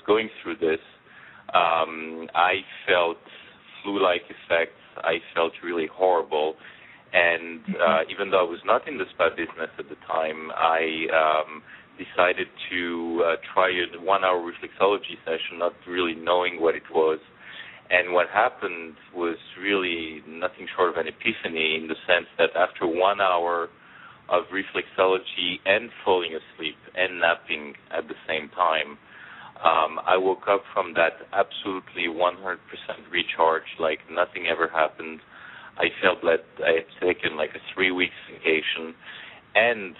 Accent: United States; as an American

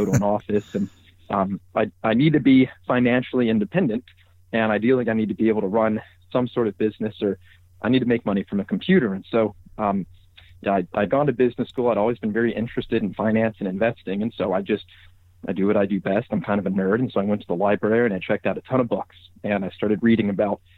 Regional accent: Atlanta, Georgia, United States; moved away as an adult; now in Austin, United States; I grew up in Atlanta, Georgia

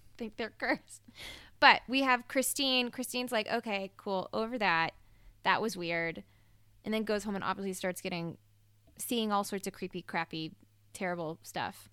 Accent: Mississippi, United States; I'm from Mississippi, and I grew up maybe forty minutes away from New Orleans

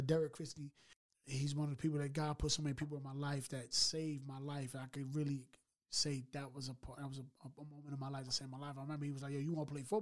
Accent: New York City, New York, United States; Originally from the Bronx, New York.

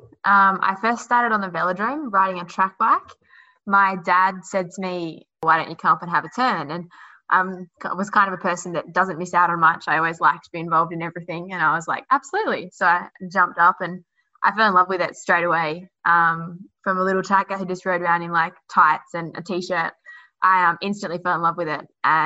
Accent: Launceston, Tasmania, Australia; I'm from Launceston. I'm pretty lucky to be able to call Tassie home.

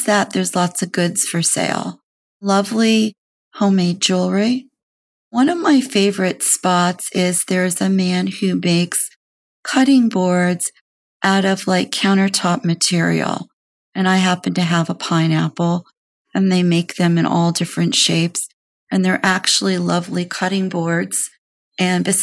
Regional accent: Maryland, United States; moved away; My home state is Maryland

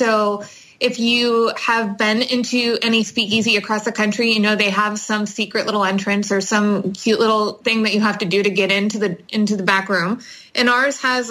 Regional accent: Erie, Pennsylvania, United States; I was born and raised in Erie

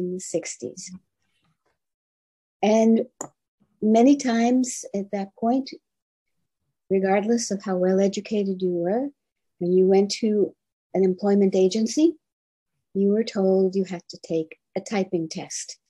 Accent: Bermuda; moved away as an adult; also born or lived in New York / Boston / Chicago / Cincinnati; now in United States; grew up in the British colony of Bermuda, the islands, and moved to New York, in Boston, Chicago, Cincinnati

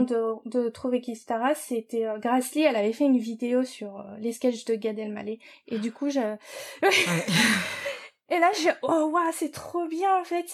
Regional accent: France; moved away as an adult; also born or lived in New York / Japan; je suis française. Euh, enfin, l'école où j'étais, c'était en France

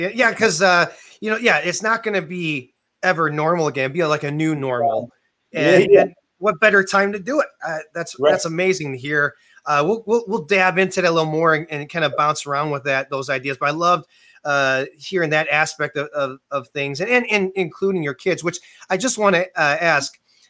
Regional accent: Canada; being, you know, primarily growing up in Canada

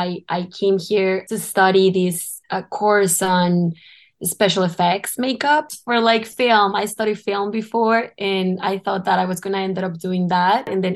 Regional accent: León, Guanajuato, Mexico; moved away as an adult; now in New York, United States; I'm from Mexico, from a city called León, Guanajuato, which is like in the center of Mexico. It's a small city around, like it's all surrounded by mountains, and it's like very chill, you know, very like everyone knows each other, like a small town

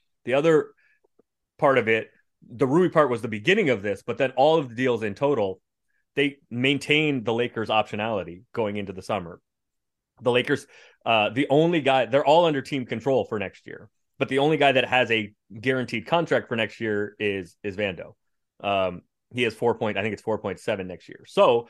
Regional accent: San Francisco, California, United States; The truth is, I grew up a Warriors fan. I grew up in San Francisco.

